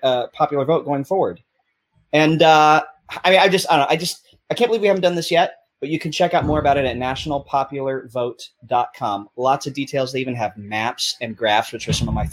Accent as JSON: {"language": "English", "region": "Tennessee", "country": "United States", "tie": "born or raised there", "moved": "yes", "said": "I grew up in Tennessee."}